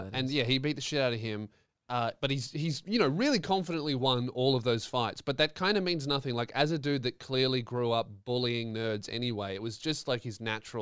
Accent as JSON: {"language": "English", "country": "Australia", "said": "as an Australian"}